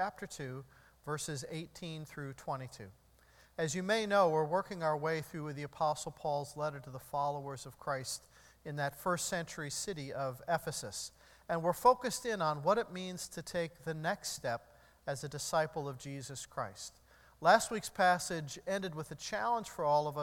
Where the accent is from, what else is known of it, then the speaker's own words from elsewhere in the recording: United States; I'm an American.